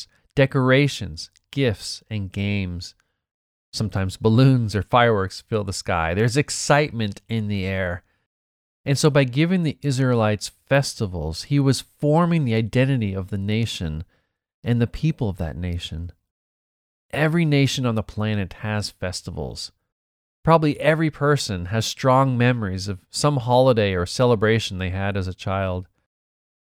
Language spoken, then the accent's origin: English; Boston, Massachusetts, United States; moved away; Growing up in Boston